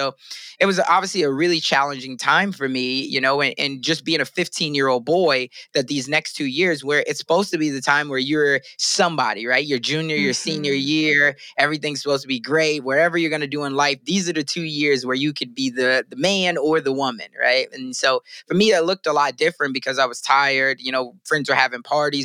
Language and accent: English; Sioux City, Iowa, United States; I'm growing up in Sioux City